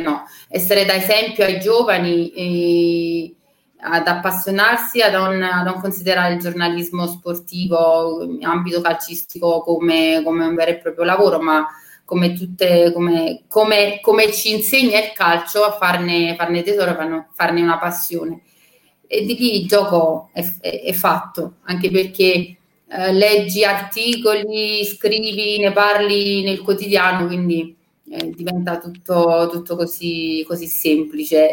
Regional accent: Naples, Campania, Italy; io sono cresciuta a San Paolo con mio papà che lavorava allo stadio a Napoli

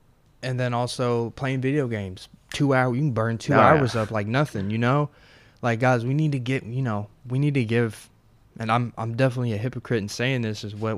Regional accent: Tennessee, United States

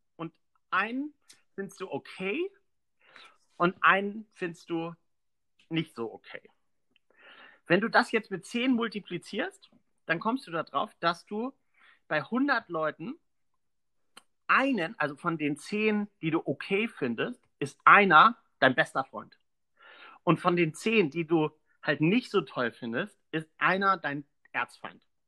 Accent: Pönitz, Schleswig-Holstein, Germany; moved away as an adult; also born or lived in Bad Oldesloe; now in Kiel, Germany; aufgewachsen bin ich in Pönitz

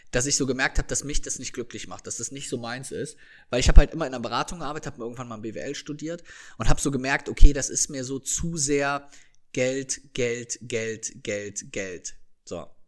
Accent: Rhineland, Germany; Bei uns im Rheinland sagt man immer, meine Oma sagt immer

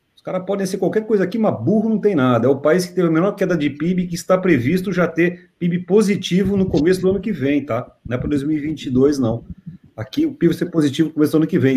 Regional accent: Brazil; como brasileiro, num país como o nosso

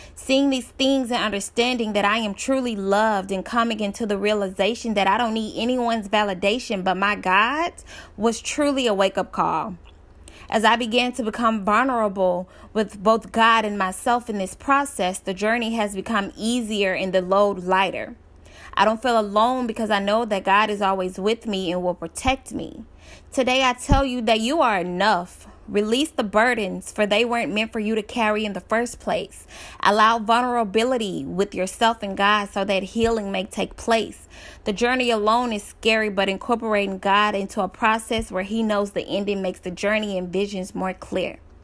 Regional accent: Dallas, Texas, United States; I'm from Dallas, Texas

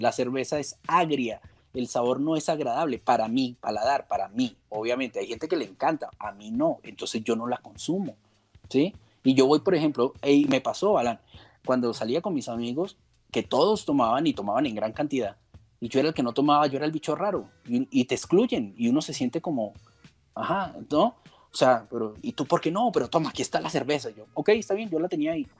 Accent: Colombia; en Colombia, en mi país

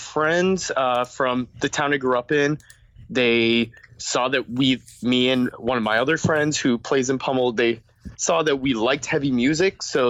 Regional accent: right outside of Boston, Massachusetts, United States; also born or lived in Melrose / Somerville / Chelsea; I grew up right outside of Boston, in a couple towns, namely Melrose, Somerville, Chelsea

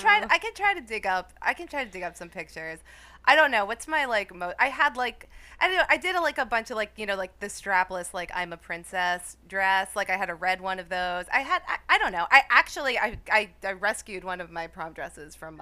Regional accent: New Jersey, United States; I grew up in New Jersey

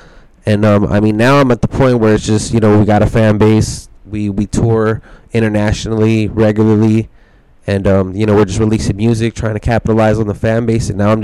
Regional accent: Ontario, California, United States; I grew up in Ontario. The Inland Empire, right off the 60 freeway. Like, my backyard was literally the freeway.

